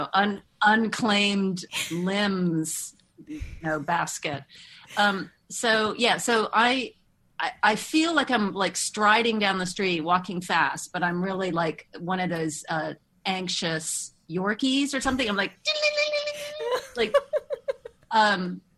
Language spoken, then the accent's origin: English; Moscow, Russia; moved away; growing up in Moscow